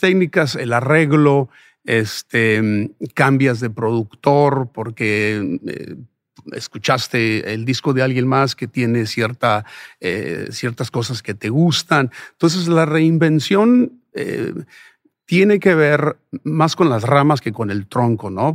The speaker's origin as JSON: {"language": "Spanish", "region": "Sonora", "country": "Mexico", "tie": "born or raised there", "also_born_or_lived": "Ciudad Juárez, Mexico / Phoenix, United States", "moved": "yes", "said": "nací y crecí en Sonora"}